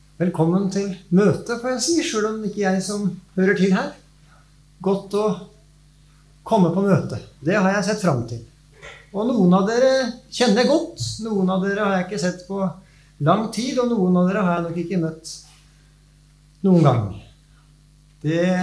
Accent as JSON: {"language": "Norwegian", "town": "Nes", "region": "Akershus", "country": "Norway", "tie": "born or raised there", "moved": "yes", "lives_now": "Vestfold, Norway", "said": "Jeg vokste opp nes på Romerike."}